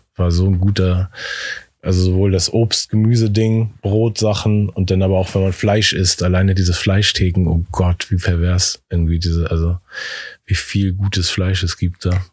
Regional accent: Hamburg, Germany; in Eppendorf, in dem Viertel, wo ich aufgewachsen bin

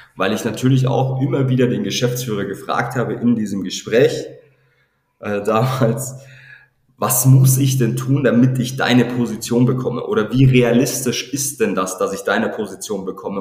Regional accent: near Regensburg, Bavaria, Germany; now in Regensburg, Germany; ich komme ursprünglich aus Armsberg, so zwanzig Kilometer entfernt von, von Regensburg

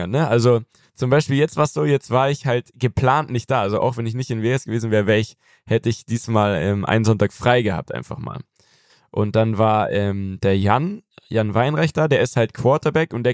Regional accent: Germany; now in United States

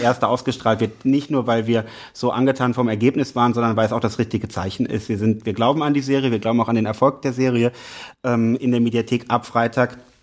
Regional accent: Rhineland, Germany; also born or lived in Berlin; ich bin vom Herzen Rheinländer

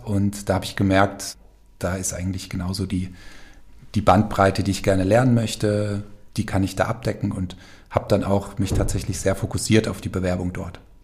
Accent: Falkenberg, Hesse, Germany; also born or lived in Giessen / Cologne; Aufgewachsen bin ich hier in Falkenberg

